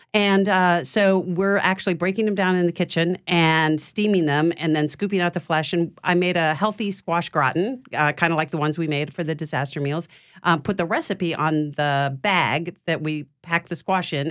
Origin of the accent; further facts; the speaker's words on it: Chicago, Illinois, United States; now in Louisiana, United States; I'm from Chicago